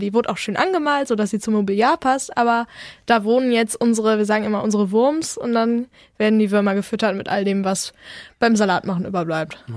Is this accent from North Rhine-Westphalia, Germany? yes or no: yes; Bergkamen, North Rhine-Westphalia, Germany; wir sind aus Bergkamen